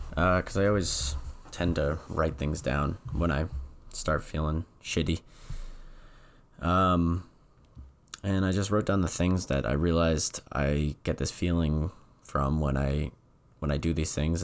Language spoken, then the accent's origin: English; New England, United States; moved away; I'm from New England.